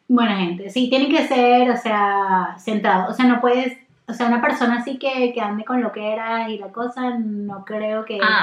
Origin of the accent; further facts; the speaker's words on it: Maracaibo, Zulia, Venezuela; yo soy de Maracaibo